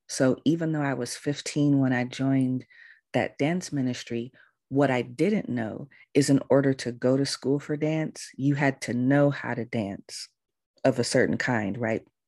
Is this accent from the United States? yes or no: yes; California, United States; moved away as an adult; also born or lived in Baltimore, Maryland; I'm from California. All my family's in California. I had never lived anywhere else before outside of California